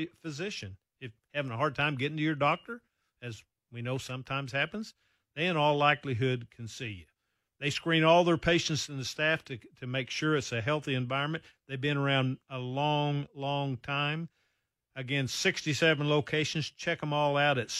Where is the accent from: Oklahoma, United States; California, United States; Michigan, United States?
Oklahoma, United States; moved away; I grew up in Oklahoma